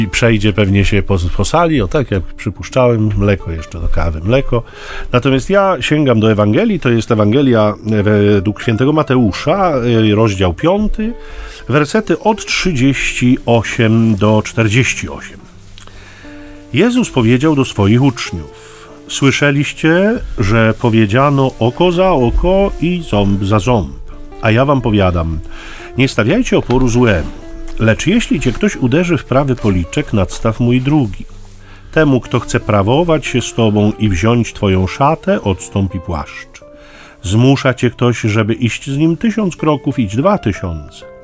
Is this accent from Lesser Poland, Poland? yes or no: no; Gdynia, Pomeranian Voivodeship, Poland; a my z Gdyni